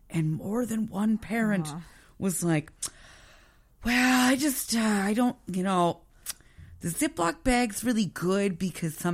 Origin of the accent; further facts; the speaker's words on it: Moncton, New Brunswick, Canada; I grew up in Moncton, so you know, I mean I you know, was, but it was like suburb.